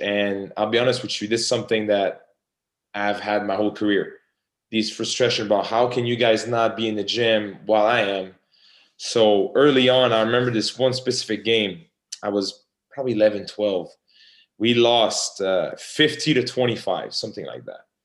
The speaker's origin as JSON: {"language": "English", "country": "Canada", "said": "I'm from Canada."}